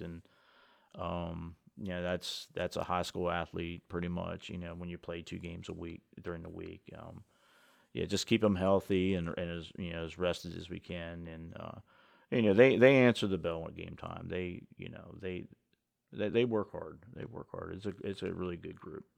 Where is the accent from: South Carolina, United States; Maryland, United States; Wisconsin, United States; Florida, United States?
Maryland, United States; Washington County; I grew up in Washington County